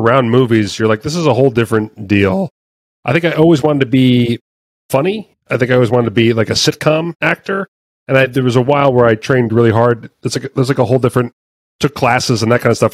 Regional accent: Red Bank, New Jersey, United States; I grew up in Red Bank, New Jersey

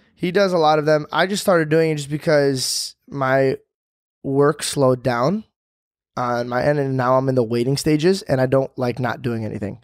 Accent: Arizona, United States; moved away; I came from Arizona

